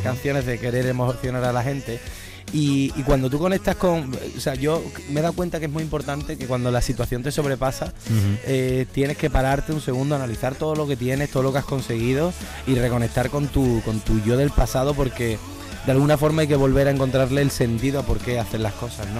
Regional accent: Seville, Andalusia, Spain; un color muy vinculado a, mis raíces, a cómo yo soy y al sitio de donde vengo

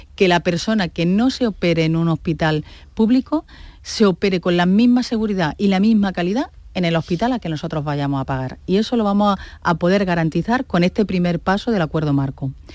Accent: Andalusia, Spain; también somos andaluces

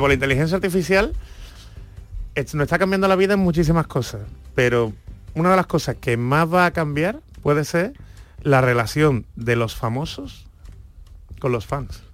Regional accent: Seville, Andalusia, Spain; nosotros por lo menos los sevillanos

